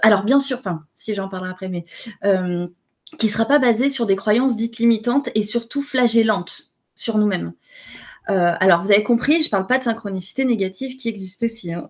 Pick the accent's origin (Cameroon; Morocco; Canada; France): France; je suis française